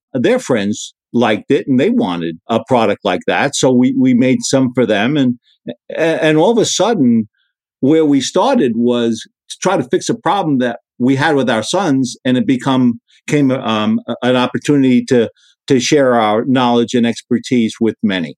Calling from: Sarasota, Florida, United States; We're in the Sarasota, Florida area.

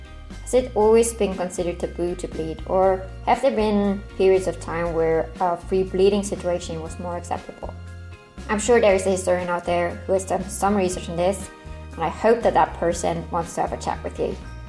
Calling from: Norway; I'm listening in from Norway.

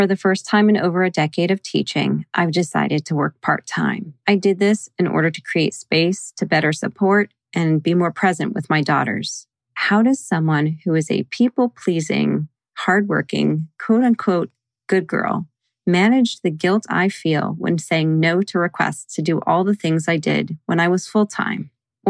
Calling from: Springfield, Virginia, United States

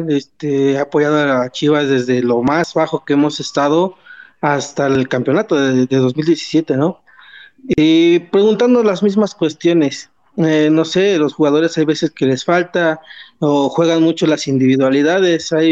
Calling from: Texcoco, State of Mexico, Mexico; Desde aquí de, Texcoco, Estado de México.

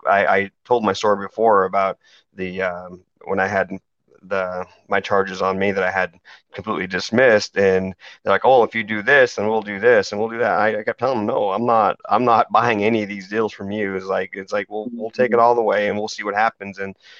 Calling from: West Odessa, Texas, United States; We're calling in from the man camp here in lovely West Odessa, Texas.

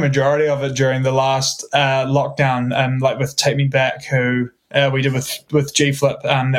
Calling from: Auckland, New Zealand; We are joining you from Auckland, New Zealand, at our house in a suburb called Avondale.

